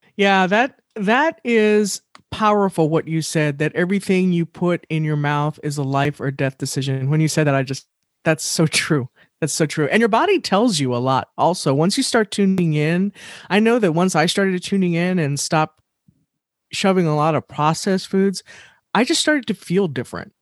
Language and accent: English; Texas, United States; being from Texas, born and raised in Texas